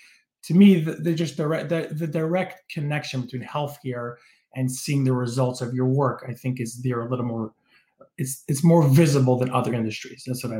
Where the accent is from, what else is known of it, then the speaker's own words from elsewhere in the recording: Toronto, Ontario, Canada; And I grew up in Toronto. I have a dad that's British. My mom's American Israeli. I went to school in Detroit, in Israel, in New Jersey.